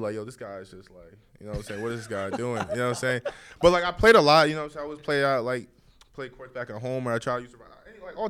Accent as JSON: {"language": "English", "region": "New Jersey", "country": "United States", "tie": "born or raised there", "also_born_or_lived": "Bronx, New York", "said": "No, I was raised in New Jersey. I was born in the Bronx, grew up there for a little bit of time, like, so I was like 8 years old. And then I moved to New Jersey."}